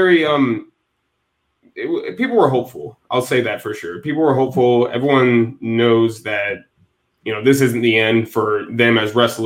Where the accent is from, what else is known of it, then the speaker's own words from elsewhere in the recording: Northwest Indiana, United States; I'm from Indiana, Northwest Indiana. So really close to Chicago, my hometown is.